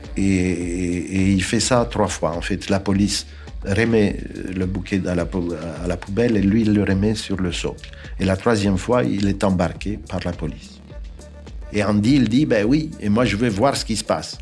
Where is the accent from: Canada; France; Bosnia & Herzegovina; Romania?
Romania; Bucharest; French is a second language; moved away; Je suis né en 1951 à Bucarest, en Roumanie